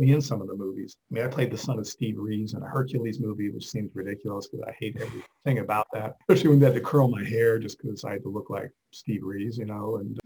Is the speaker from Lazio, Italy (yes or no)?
yes; Rome, Lazio, Italy; first language Italian; English is a second language; moved away; I grew up in Rome, Italy, so actually Italian is kind of my first language